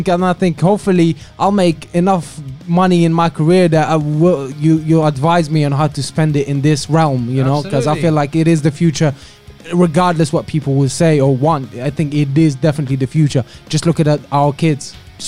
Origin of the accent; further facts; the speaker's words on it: Algeria; now in United Kingdom; I'm originally from Algeria.